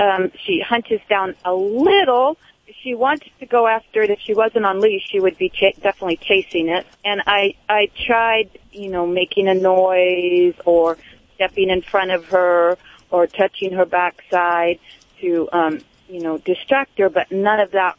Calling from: San Luis Obispo, California, United States; San Luis Obispo, California.

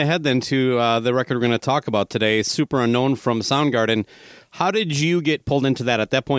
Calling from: St. Paul, Minnesota, United States; Now I'm calling you from St. Paul, Minnesota.

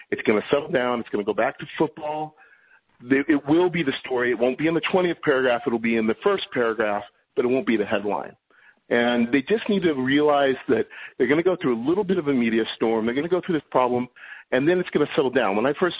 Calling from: New York City, New York, United States; I'm calling from New York City.

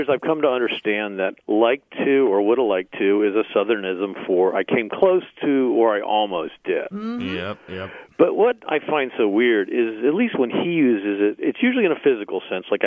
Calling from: Alexandria, Virginia, United States

